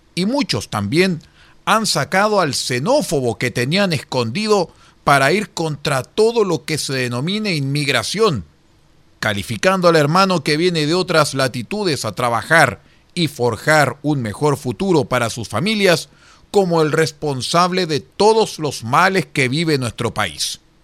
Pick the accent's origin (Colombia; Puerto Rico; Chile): Chile; los chilenos descendíamos